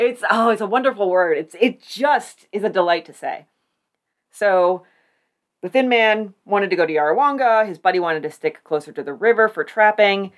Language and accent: English; Warren, United States; I'm from Warren.